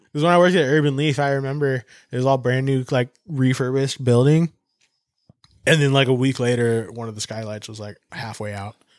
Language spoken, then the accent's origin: English; San Diego, California, United States; I'm from San Diego. Like, we're in San Diego. I'm from San Diego. Like, I grew up with your brother